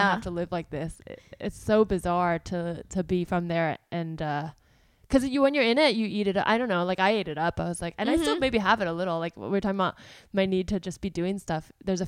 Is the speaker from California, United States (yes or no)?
yes; South Bay, California, United States; moved away as an adult; also born or lived in New York / Los Angeles; I'm from the South Bay.